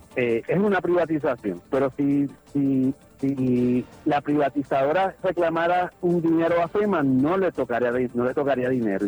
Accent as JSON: {"language": "Spanish", "country": "Puerto Rico", "said": "nosotros como puertorriqueños y puertorriqueñas"}